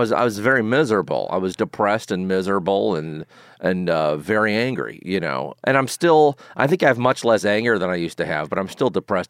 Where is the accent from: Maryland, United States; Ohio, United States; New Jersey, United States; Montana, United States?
Maryland, United States; accent: mix of New York and Maryland; Yeah, I do have a mix of New York and Maryland accent.